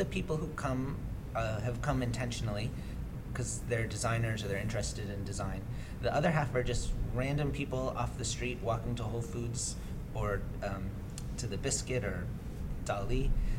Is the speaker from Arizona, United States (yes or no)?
no; Massachusetts, United States; Well, I'm from Massachusetts. {S0} Mm-hmm. {S2} I grew up on the North Shore.